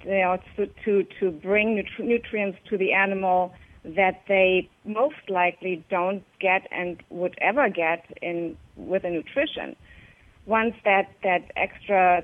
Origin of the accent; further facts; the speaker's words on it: Germany; moved away; I grew up in Germany